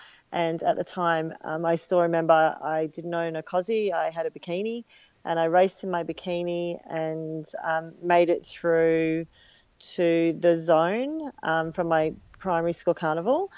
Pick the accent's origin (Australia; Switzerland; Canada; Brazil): Australia; Sydney, New South Wales; also born or lived in United States; as a youngster I was a member of Manly life saving clubs